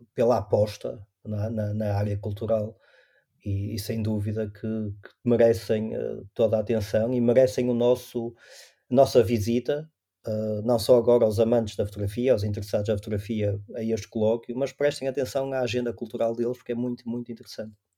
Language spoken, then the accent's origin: Portuguese; Maia, Norte, Portugal; also born or lived in Porto; eu nasci no Porto, mas os meus pais vivem na Maia e eu vivi e estudei até ir para, para a universidade na Maia